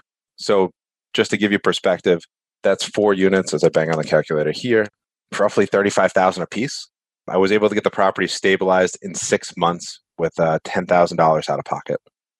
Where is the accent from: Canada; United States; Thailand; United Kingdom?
United States; East Coast; I'm from the East Coast, so I know the East Coast.